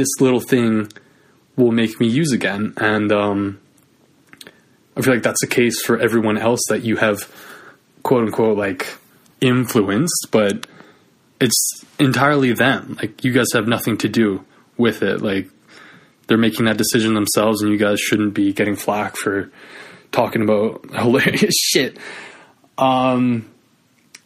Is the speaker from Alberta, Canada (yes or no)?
no; Northwest Territories, Canada; I'm from Northern Canada, NWT to be specific